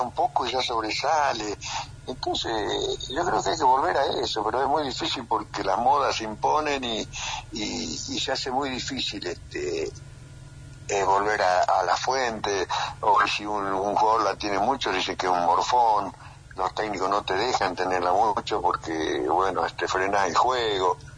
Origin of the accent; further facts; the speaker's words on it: Argentina; somos argentinos todos